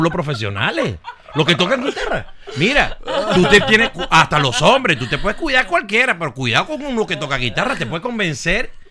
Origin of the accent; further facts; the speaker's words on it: Caracas, Capital District, Venezuela; Hasta los cinco, pero después iba mucho, pasaba muchas vacaciones y todo. Pero, pero siempre, pero me crié en Caracas sin perder mi influencia y sin perder este lo que era la gaita.